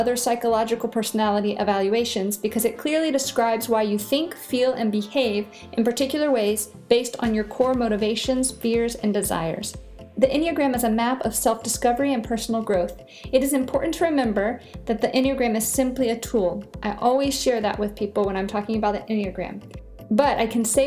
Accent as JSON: {"language": "English", "region": "Virginia", "country": "United States", "also_born_or_lived": "Mexico", "moved": "as an adult", "said": "I am originally from Virginia"}